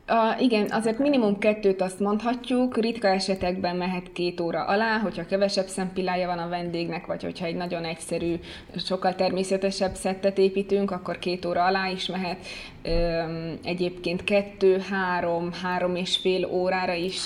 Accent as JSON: {"language": "Hungarian", "country": "Hungary", "moved": "as an adult", "lives_now": "Italy", "said": "amikor Magyarországon vagyok, magyarként viselkedem"}